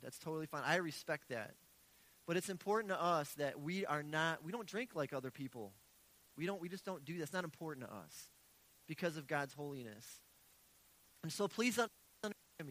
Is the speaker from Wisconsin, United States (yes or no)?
yes; Milwaukee, Wisconsin, United States; I've been born and raised in Milwaukee.